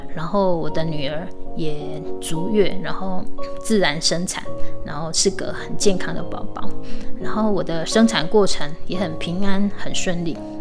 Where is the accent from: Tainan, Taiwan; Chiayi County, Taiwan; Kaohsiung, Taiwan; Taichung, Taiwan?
Chiayi County, Taiwan; Minxiong; 也是我们的故乡，民雄